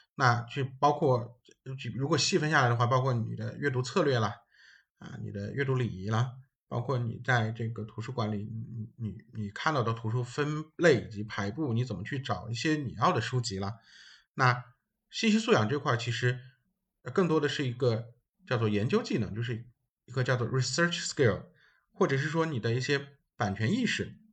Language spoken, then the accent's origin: Chinese; China; 然后是我们中国人翻译的